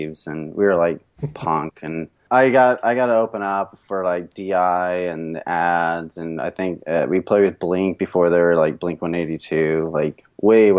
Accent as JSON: {"language": "English", "region": "Southern California", "country": "United States", "tie": "born or raised there", "also_born_or_lived": "San Diego, California", "moved": "as an adult", "lives_now": "Portland, United States", "said": "I'm from Southern California. Originally, I was born San Diego, lived all around Southern California, but I'm in Portland"}